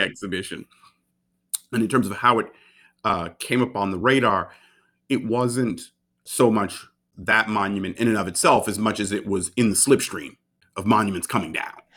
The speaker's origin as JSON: {"language": "English", "town": "Baltimore", "region": "Maryland", "country": "United States", "tie": "born or raised there", "said": "Formative years in Baltimore"}